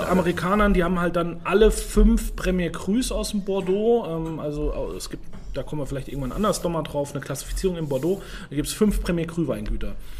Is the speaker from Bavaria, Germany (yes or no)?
yes; Rhön, Franconia, Bavaria, Germany; Ich komme aus Franken, aus einer Weinbauregion